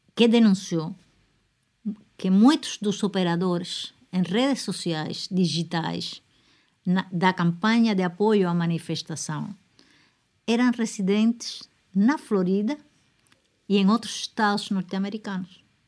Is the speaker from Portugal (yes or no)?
no; Cuba; Cuba é, é um país com uma só nacionalidade, não temos problemas de, de, de, de diferentes línguas